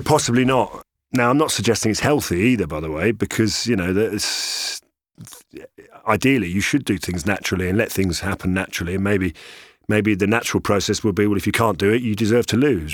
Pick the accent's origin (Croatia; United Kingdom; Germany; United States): United Kingdom; London; I'm born and bred in London, uh, even though I've got, you know, lots of roots in, uh, in Ireland and Italy